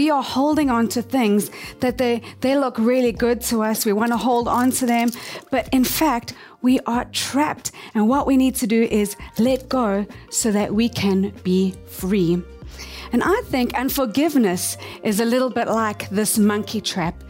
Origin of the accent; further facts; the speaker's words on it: South Africa; moved away as an adult; now in Tokyo, Japan; we were born and raised in South Africa.